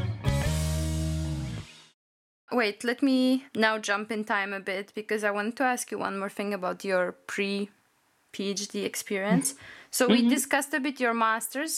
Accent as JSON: {"language": "English", "town": "Warsaw", "region": "Masovian Voivodeship", "country": "Poland", "tie": "born or raised there", "moved": "as an adult", "lives_now": "Vienna, Austria", "said": "I come from Poland, I come from Warsaw, and I did my studies at the University of Warsaw. So I was living in my childhood apartment my whole life"}